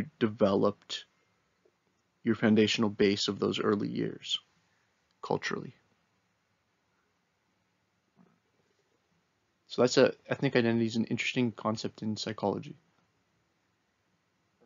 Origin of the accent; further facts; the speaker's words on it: Kitchener, Ontario, Canada; Me and my buddies growing up in Kitchener weren't aware of how we were being shaped by Canadian culture